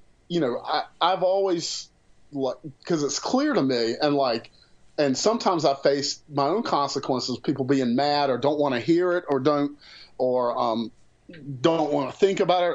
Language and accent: English; the South, United States; I'm from the South